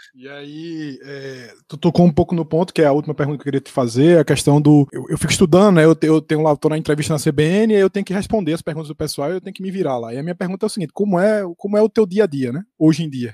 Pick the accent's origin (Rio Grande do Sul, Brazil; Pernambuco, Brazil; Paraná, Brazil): Pernambuco, Brazil; Recife; alguém nascido e criado em Recife